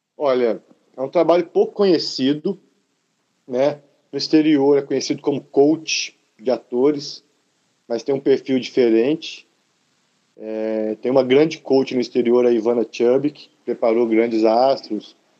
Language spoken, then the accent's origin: Portuguese; Uberaba, Minas Gerais, Brazil; moved away; Quando eu saí de Uberaba, aliás, quando eu comecei a fazer teatro no Marista